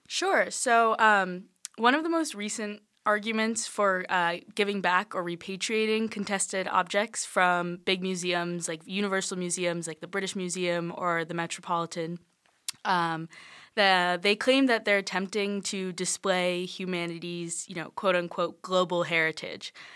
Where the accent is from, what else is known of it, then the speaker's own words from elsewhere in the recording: Charleston, South Carolina, United States; I'm from Charleston, South Carolina.